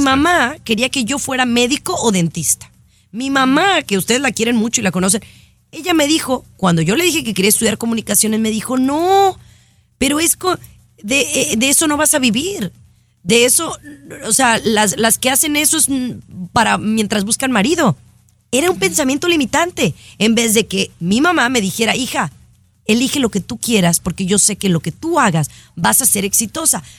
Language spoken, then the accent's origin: Spanish; Mexico; con una mexicana, como en mi caso